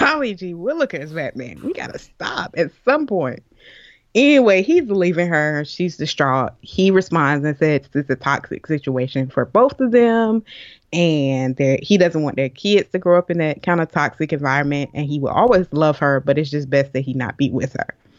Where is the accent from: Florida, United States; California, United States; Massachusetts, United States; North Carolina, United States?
Florida, United States; I'm from Florida. We got hurricanes all the time